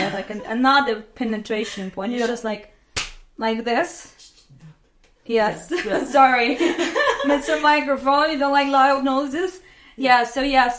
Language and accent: English; Azerbaijan; moved away as an adult; also born or lived in Hawaii; I'm from Azerbaijan, and I was born in 1994.